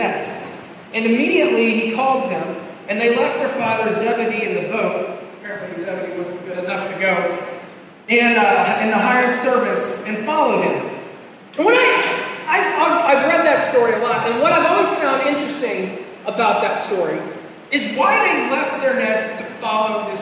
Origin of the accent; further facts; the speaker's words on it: Florida, United States; I'm from Florida.